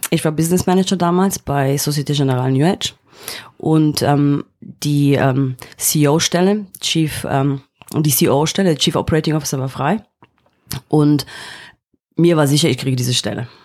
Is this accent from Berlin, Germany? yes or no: yes; East Berlin, Berlin, Germany; moved away as an adult; now in London, United Kingdom; Ich bin in Ostberlin aufgewachsen, habe dann ähm, ein Studium in London gemacht und bin dann auch in London hängen geblieben